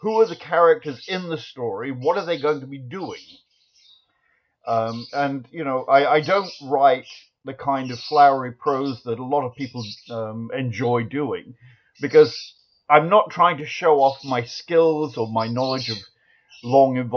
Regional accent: Nottingham, East Midlands, United Kingdom; now in United States; I was born in Nottingham originally

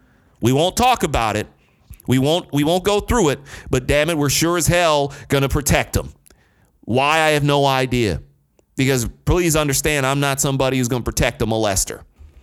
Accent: Detroit, Michigan, United States; now in Philadelphia, United States; I ain't seen a Harvey Weinstein walk through the hood when I was growing up in Rosedale Park in Northwest Detroit. I ain't seen a Harvey Weinstein walking through the hood here in South Philly.

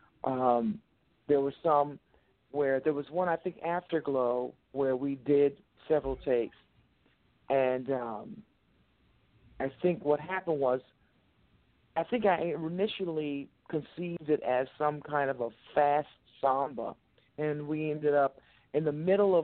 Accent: United States; a woman of color born and raised in America

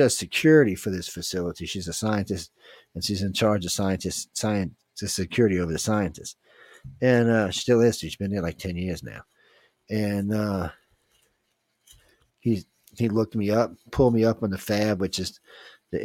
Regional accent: New Orleans, Louisiana, United States; I was born in New Orleans.

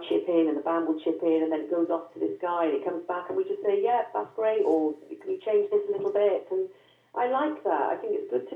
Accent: Welsh, Wales, United Kingdom; we're Welsh

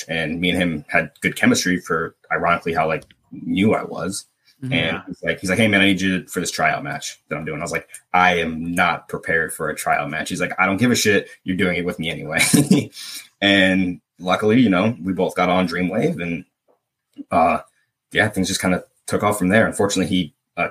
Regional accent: Midwest, United States; I'm from the Midwest

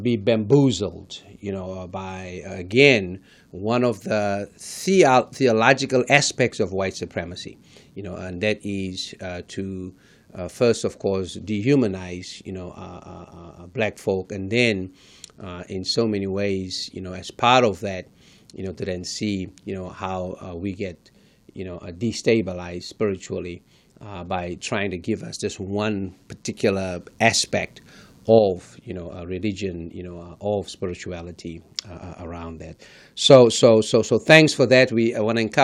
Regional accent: South Africa; moved away; one was born and raised in South Africa

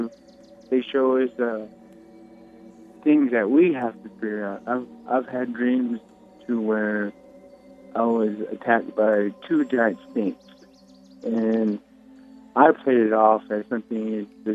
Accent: Farmington, New Mexico, United States; I'm from a town called Farmington, New Mexico. It's in the Four Corners area.

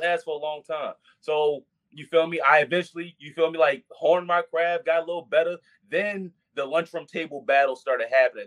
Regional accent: Baltimore, Maryland, United States; also born or lived in Petersburg, Virginia; raised here in Baltimore

